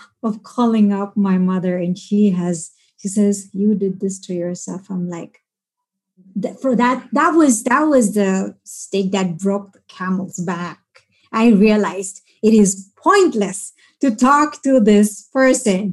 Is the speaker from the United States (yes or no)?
no; Bahrain; I grew up in Bahrain